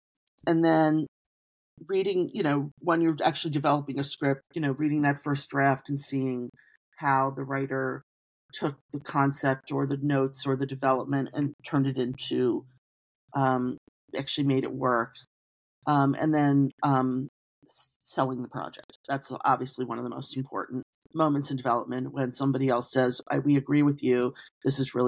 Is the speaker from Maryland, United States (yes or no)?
yes; Baltimore, Maryland, United States; moved away as an adult; also born or lived in Philadelphia; I'm born and raised in Baltimore, went to college in Philadelphia.